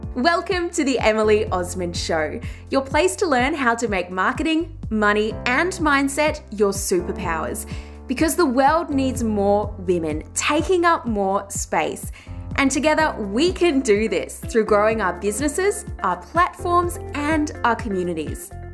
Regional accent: Ballarat, Victoria, Australia; I just did work experience everywhere in my hometown of Ballarat, which is regional Australia.

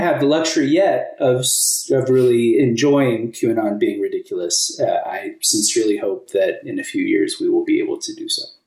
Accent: Kentucky, United States; moved away as an adult; also born or lived in Japan; now in Austin, United States; I grew up in Kentucky and lived there until I was 21.

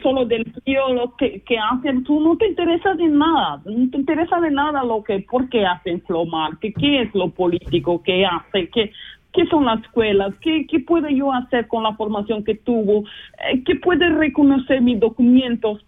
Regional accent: Luanda, Luanda Province, Angola; Spanish is a second language; moved away as an adult; now in Basel, Switzerland; yo soy de Angola, eh, vivo ahora hace casi, no casi, 24 años en Suiza, siempre región de Basilea

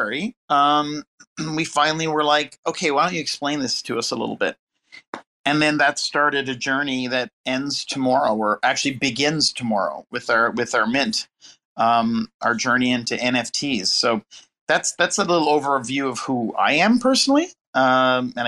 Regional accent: Canada; moved away as an adult; now in Los Angeles, United States; I'm still here from Canada, although I'm still a Canadian, very proud Canadian

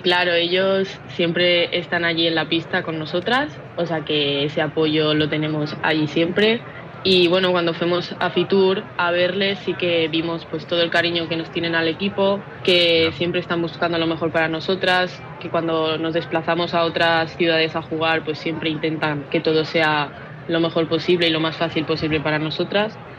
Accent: Palma, Balearic Islands, Spain; soy de Palma

